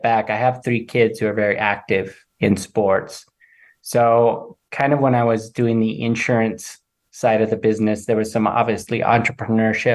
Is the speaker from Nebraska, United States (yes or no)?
yes; Nebraska, United States; moved away as an adult; also born or lived in Modesto, California; now in Denver, United States; I was born and raised in Nebraska